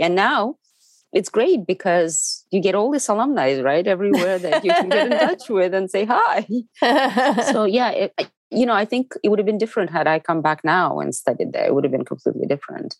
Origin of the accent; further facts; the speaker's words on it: Moscow, Russia; English is a second language; moved away as an adult; also born or lived in United States; I'm from Moscow. I grew up on theater.